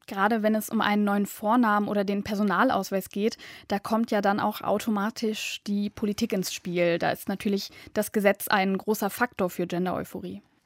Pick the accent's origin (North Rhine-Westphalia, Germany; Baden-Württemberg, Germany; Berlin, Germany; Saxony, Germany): North Rhine-Westphalia, Germany; Düsseldorf; Ich komme aus Düsseldorf